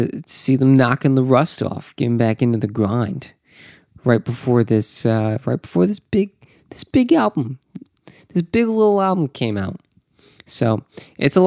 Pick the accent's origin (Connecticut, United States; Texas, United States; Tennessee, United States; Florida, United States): Florida, United States; Orlando; Down here in Orlando. Welcome. It's my hometown.